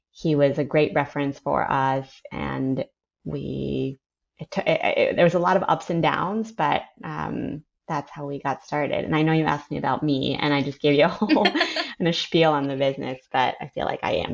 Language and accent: English; San Francisco, California, United States; born there; Sure. So I was born I go way back. I was born in San Francisco.